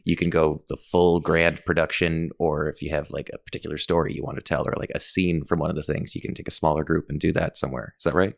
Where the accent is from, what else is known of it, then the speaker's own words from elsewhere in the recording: Summerside, Prince Edward Island, Canada; I grew up in Summerside and certainly noticed how little diversity there was.